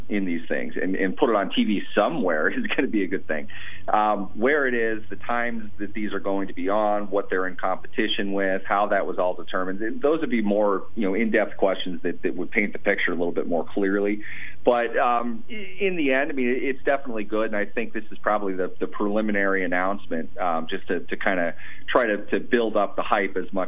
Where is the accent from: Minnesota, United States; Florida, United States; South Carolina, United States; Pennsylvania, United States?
Minnesota, United States; Minneapolis; I grew up in Minneapolis, St. Paul area.